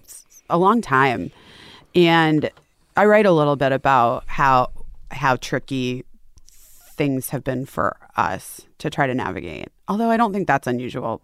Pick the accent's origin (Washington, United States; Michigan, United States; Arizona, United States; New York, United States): Arizona, United States; Scottsdale; also born or lived in Oak Park, Illinois; we moved to Arizona